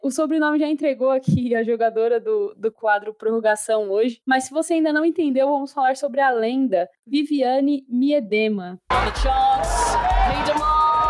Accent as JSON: {"language": "Portuguese", "country": "Brazil", "said": "eu sou do Brasil, minha língua nativa não é o inglês"}